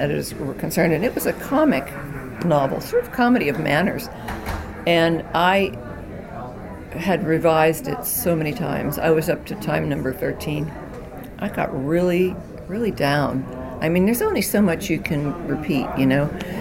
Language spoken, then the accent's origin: English; Johnstown, Pennsylvania, United States; I'm from Johnstown, Pennsylvania, and I had never been further away than Pittsburgh to go to school